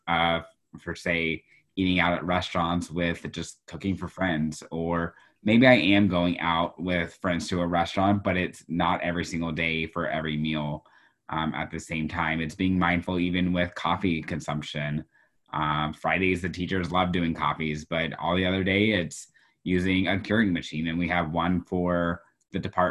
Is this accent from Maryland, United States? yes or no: no; Houston, Texas, United States; now in Iowa, United States; my school district growing up in Houston, Texas